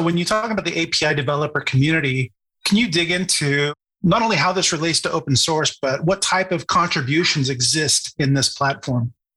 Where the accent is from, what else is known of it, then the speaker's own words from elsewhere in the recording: Midwest United States, United States; I grew up in the Midwest United States.